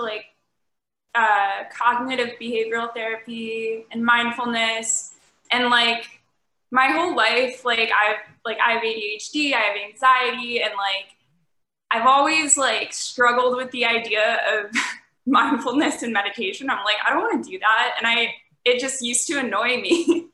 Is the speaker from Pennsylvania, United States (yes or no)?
no; Cleveland, Ohio, United States; I'm from Cleveland, but a lot of my family's in that whole area.